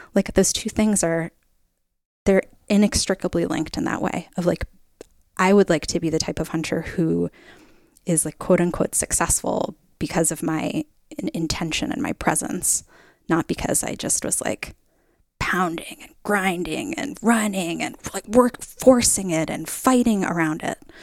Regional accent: Middletown, Connecticut, United States; now in Oregon, United States; I grew up in Middletown, Connecticut

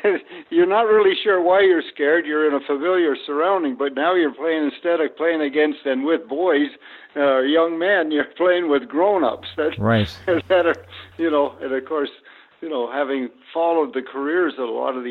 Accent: Oshawa, Ontario, Canada; I grew up in Oshawa, Ontario.

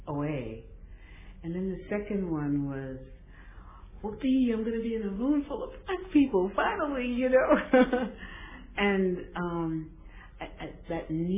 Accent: New York, United States; I was born in New York to, I was one of three children

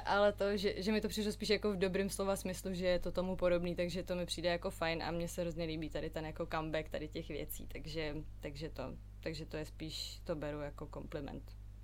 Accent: Prague, Czechia; also born or lived in London; narodila jsem se, vyrůstala jsem v Praze

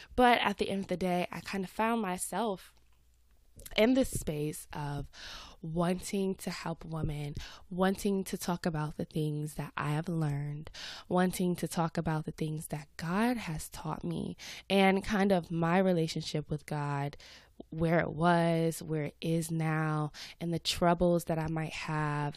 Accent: Atlanta, Georgia, United States; accent: Southern; I live in Atlanta. I'm from Atlanta. Uh, every now and then you might hear my Southern accent come out

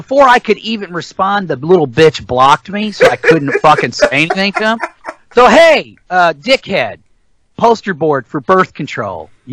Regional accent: St. Louis Metro East, Illinois, United States; I'm from the St. Louis Metro East area

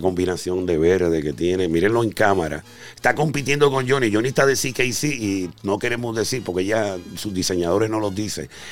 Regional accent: Carolina, Puerto Rico; mi pueblo, Carolina, tierra gigante, la tierra de Clemente

